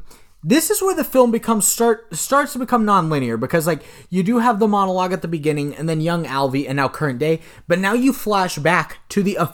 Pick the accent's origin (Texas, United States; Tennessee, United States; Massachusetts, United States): Texas, United States; I was like, I'm not from here. I'm from Texas or something. I haven't driven in much snow.